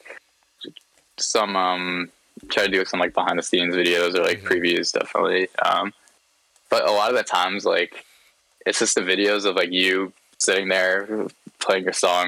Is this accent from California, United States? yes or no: no; New York, United States; I'm from New York